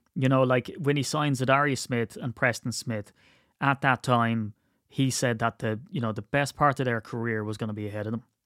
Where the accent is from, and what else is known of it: County Wicklow, Leinster, Ireland